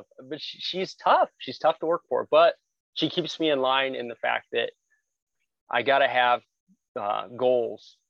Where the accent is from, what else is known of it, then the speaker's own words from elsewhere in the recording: Glendale, Arizona, United States; I'm a native to Arizona. I was born and raised in Glendale